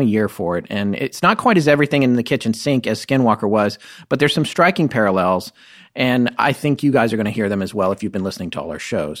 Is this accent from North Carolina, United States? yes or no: yes; North Carolina, United States; also born or lived in California; my experience of growing up was in North Carolina